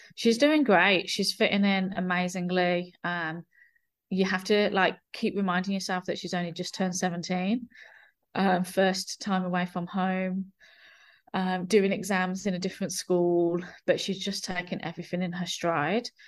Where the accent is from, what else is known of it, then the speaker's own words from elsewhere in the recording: England, United Kingdom; now in New Zealand; I consider, I consider my, New Zealand my home, but I'm from England